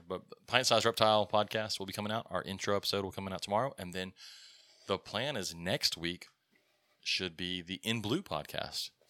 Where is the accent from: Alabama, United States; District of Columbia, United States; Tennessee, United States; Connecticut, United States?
Alabama, United States; we're from Alabama